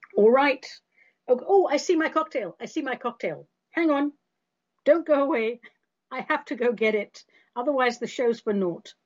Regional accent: England, United Kingdom; When I was a kid growing up in England

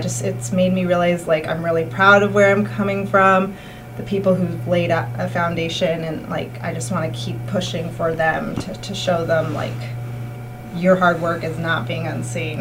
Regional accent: California, United States; moved away as an adult; now in Berkshires, United States; I'm originally from California, born and raised, and um, my parents are from Mexico City originally

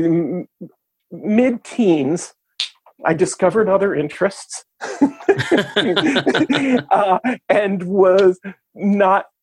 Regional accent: New York City, New York, United States; I was born and raised in Brooklyn

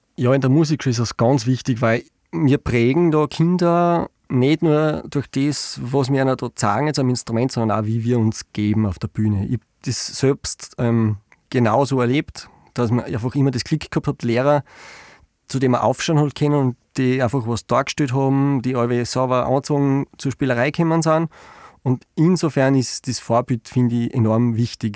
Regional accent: Styria, Austria; bei uns in der Steiermark

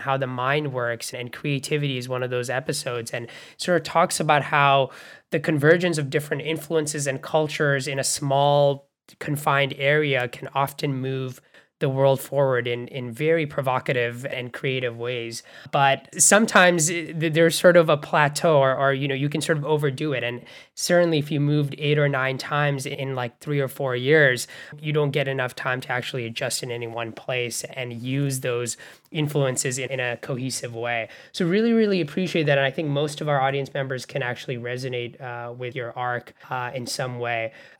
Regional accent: Bangladesh; also born or lived in Canada; now in United States; And I grew up in Bangladesh and Canada before coming to the US

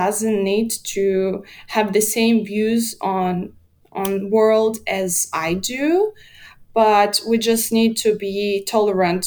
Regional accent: Minsk, Belarus; moved away as an adult; now in Poland; I was born in Belarus. I lived for my whole life in Belarus

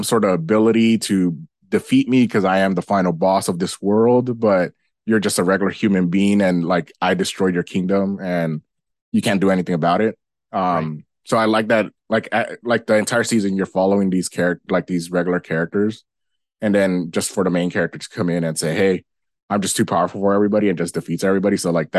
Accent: United States; this is a more me being American audience.

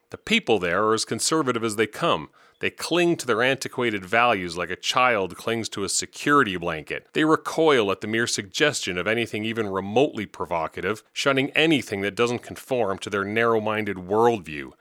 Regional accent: Regina, Saskatchewan, Canada; moved away; Though I left long ago, you may know that I was born and raised in Regina

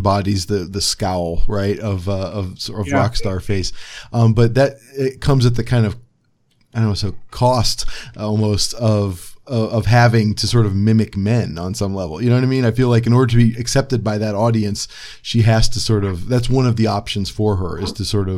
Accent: Cleveland, Ohio, United States; I'm from Cleveland, as said a million times on the show, but we have the Rock and Roll Hall of Fame. And so I'm kind of grown up with these discussions

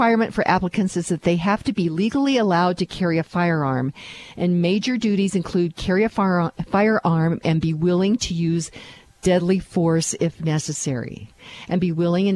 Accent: Kansas, United States; I'm from Kansas

